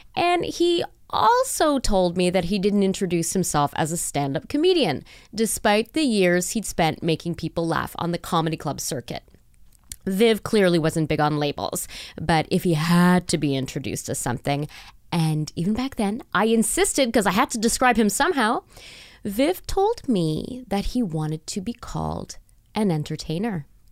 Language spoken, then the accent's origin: English; Canada; growing up in Canada